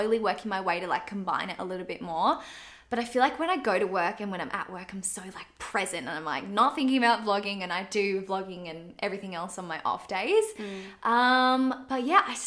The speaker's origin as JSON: {"language": "English", "town": "Canberra", "region": "Australian Capital Territory", "country": "Australia", "said": "I'm from Canberra, so the industry was quite small"}